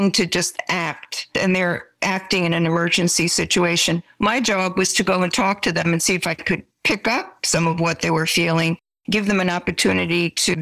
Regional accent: New York City, New York, United States; moved away as an adult; now in Santa Clara County, United States; I am a New Yorker, because I grew up in that area, because I went to college in New York

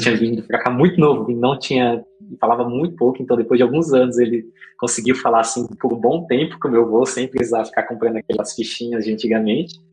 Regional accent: Diadema, São Paulo, Brazil; Eu nasci, nasci em Diadema

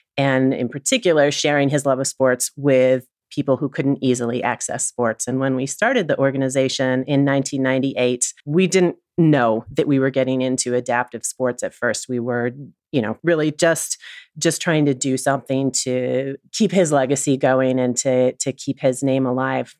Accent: Oneonta, New York, United States; also born or lived in Williston, Vermont; Oneonta, New York, which is my hometown

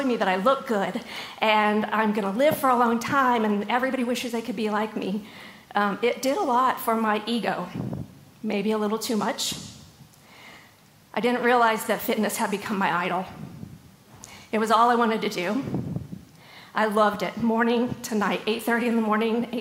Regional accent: Southern Illinois, United States; moved away as an adult; also born or lived in Raleigh, North Carolina; now in North Carolina, United States; I grew up in Southern Illinois. At the age of 19, I moved out to Raleigh to work for American Eagle.

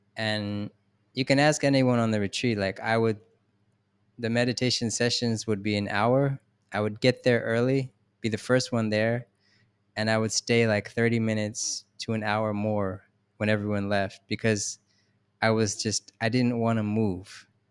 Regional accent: Philadelphia, Pennsylvania, United States; I'm from Philadelphia

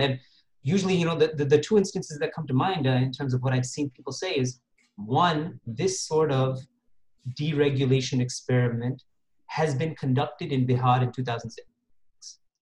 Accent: Toronto, Ontario, Canada; also born or lived in Moga district, Punjab; I was born in Toronto actually and grew up in the West

